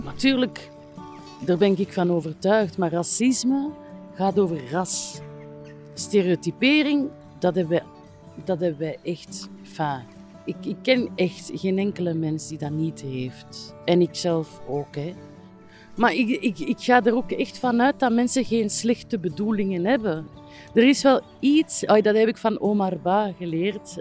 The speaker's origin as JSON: {"language": "Dutch", "area": "Aalst", "region": "Flanders", "country": "Belgium", "tie": "born or raised there", "also_born_or_lived": "Brussels", "said": "ik ben zelfs opgegroeid in een park. Mijn, mijn vader was parkwachter. Het Waalborrenpark in Assen."}